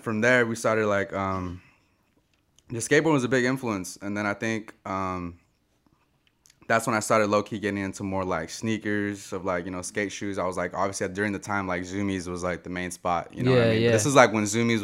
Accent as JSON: {"language": "English", "town": "San Jose", "region": "California", "country": "United States", "tie": "born or raised there", "said": "Born and raised in San Jose, Seven Trees to be exactly"}